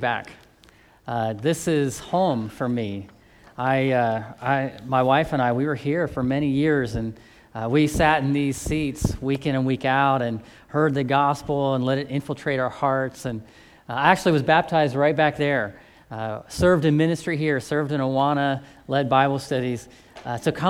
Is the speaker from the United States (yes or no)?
yes; Central Ohio, United States; I grew up here in Central Ohio